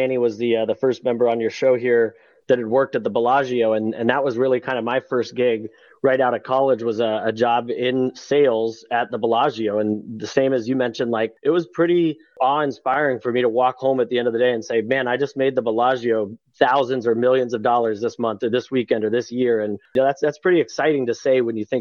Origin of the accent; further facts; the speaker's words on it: San Diego, California, United States; moved away as an adult; now in Los Angeles, United States; I grew up down in San Diego, and so I bleed blue and gold